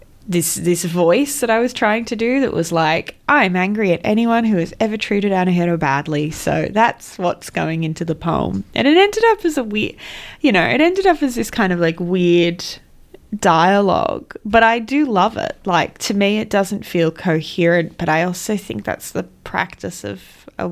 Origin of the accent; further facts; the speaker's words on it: the Hawkesbury, New South Wales, Australia; I was born and raised in the Hawkesbury